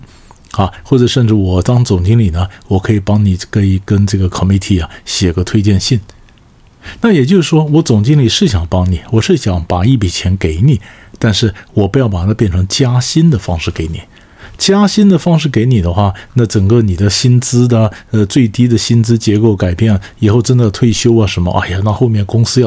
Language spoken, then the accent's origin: Chinese; China; 那么常常我们中国人讲置死地而后生嘛，是不是？